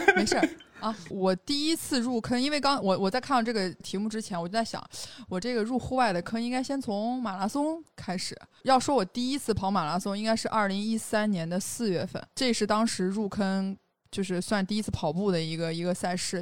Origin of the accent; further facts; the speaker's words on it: Xinjiang, China; moved away; 因为我从小在新疆长大